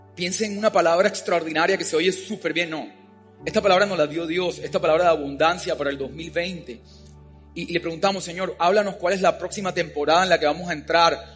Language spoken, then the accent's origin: Spanish; Colombia; yo nací por accidente en Colombia